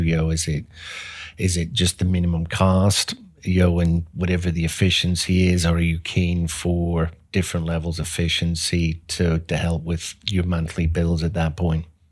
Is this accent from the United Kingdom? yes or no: yes; Belfast, Northern Ireland, United Kingdom; moved away as an adult; also born or lived in England; now in Dallas, United States; I was, uh, born and grew up over in Europe, so, uh, Northern Ireland, uh, Belfast, so grew up there